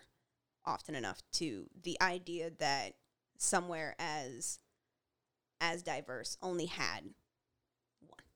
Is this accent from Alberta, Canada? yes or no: no; Windsor, Ontario, Canada; growing up in Windsor, I had good radio, it wasn't Windsor's radio. It was Detroit radio